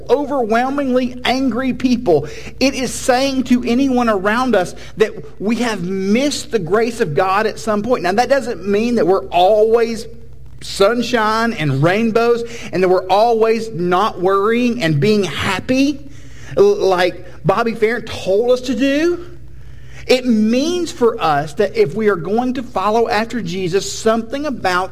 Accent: United States; We are American Protestants.

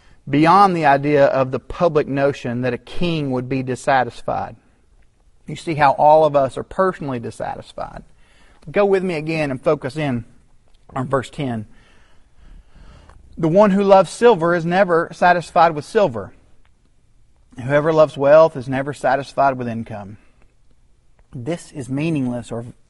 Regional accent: Chattanooga, Tennessee, United States; my hometown of Chattanooga

